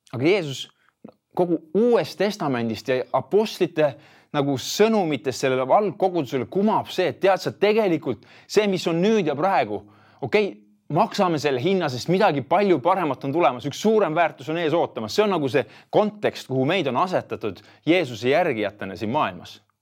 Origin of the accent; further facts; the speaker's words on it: Tartu, Tartu County, Estonia; ma olen äh, põline tartlane, kui nii võib öelda ja olen, olen elanud selles linnas siis Tartus äh, nelikümmend kolm aastat